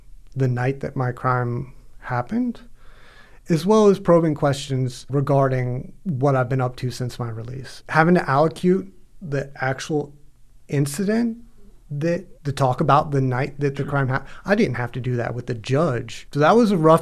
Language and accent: English; Gainesville, Florida, United States; I'm kind of from Gainesville